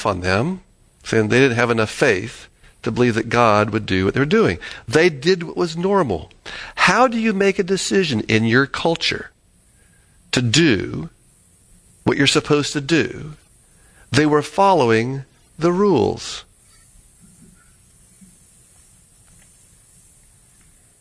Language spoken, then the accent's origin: English; Florida, United States; I lived in Florida